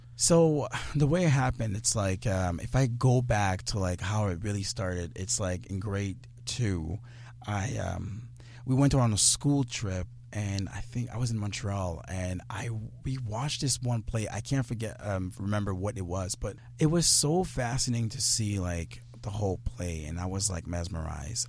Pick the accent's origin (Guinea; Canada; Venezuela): Guinea; I'm from Guinea